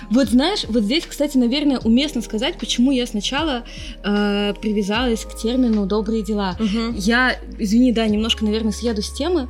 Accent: Russia; also born or lived in Israel / Yekaterinburg, Russia

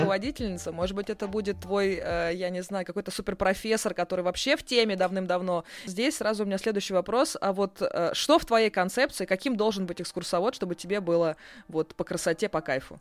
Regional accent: Moscow, Russia; мы москвичи

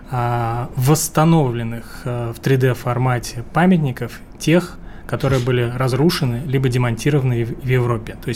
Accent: Riga, Latvia; дело в том, что я вырос в Риге, в Латвии.

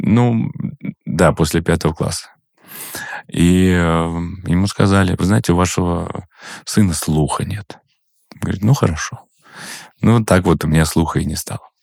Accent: Ufa, Bashkortostan, Russia; я вырос в Уфе

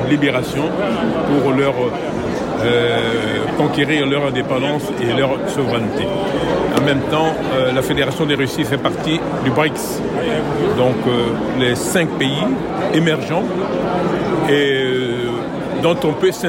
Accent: DR Congo; moi, je viens de la République démocratique du Congo

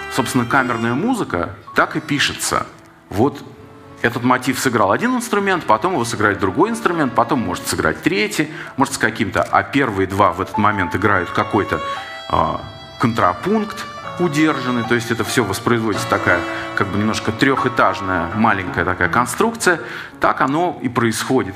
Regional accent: Saint Petersburg, Russia; как человек питерский

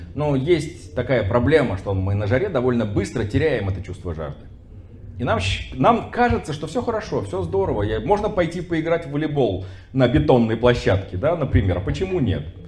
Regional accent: Astrakhan, Astrakhan Oblast, Russia; в той же Астрахани, например, откуда я родом

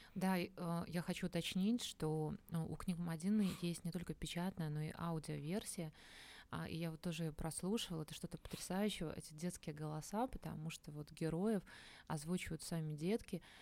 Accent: Minsk, Belarus; moved away; я сама родом из Минска

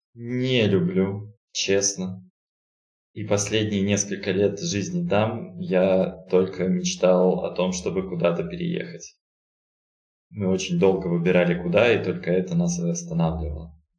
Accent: Novosibirsk, Novosibirsk Oblast, Russia; moved away as an adult; also born or lived in Saint Petersburg; now in Astana, Kazakhstan; родился я в городе Новосибирск, прожил там почти 30 лет

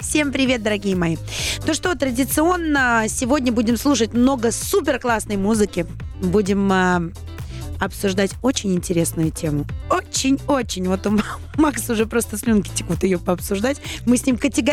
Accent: Saint Petersburg, Russia; moved away; в моем родном городе Санкт-Петербурге

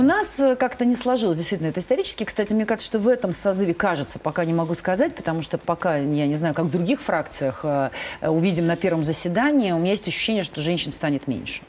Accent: Kirovsk, Leningrad Oblast, Russia; по улице моего родного города

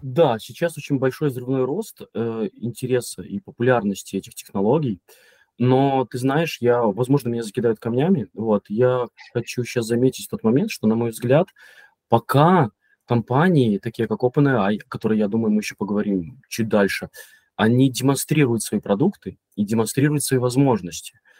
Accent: Mogilev Region, Belarus; moved away as an adult; also born or lived in Minsk, Belarus; now in Poland; Я родом из Беларуси, вообще из маленького городка Могилевской области. Долго жил в Минске, сейчас я, я живу в Польше

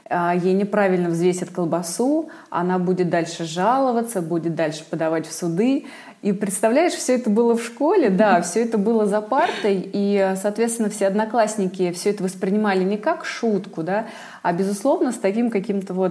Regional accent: Vladimir, Vladimir Oblast, Russia; Я тоже из Владимира.

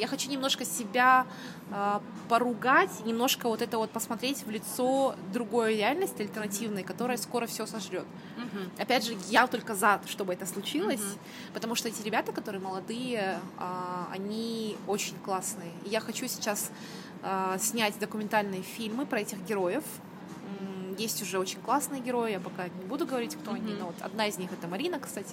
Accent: Kazakhstan; moved away as an adult; also born or lived in United Kingdom / Almaty; I'm from Kazakhstan

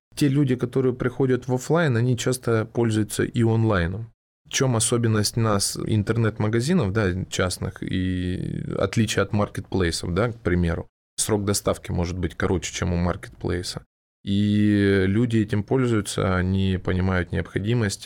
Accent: Krasnodar, Krasnodar Krai, Russia; Я из Краснодара

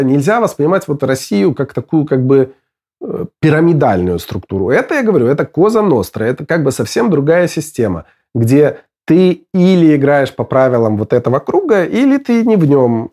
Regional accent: Belarus; moved away as an adult; я, выехав из Беларуси в 2006 году

